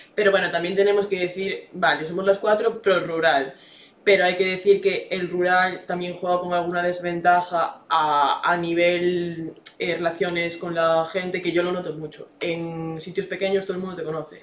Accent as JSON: {"language": "Spanish", "town": "Verín", "region": "Galicia", "country": "Spain", "tie": "born or raised there", "also_born_or_lived": "Santiago de Compostela", "said": "me crié en Berín"}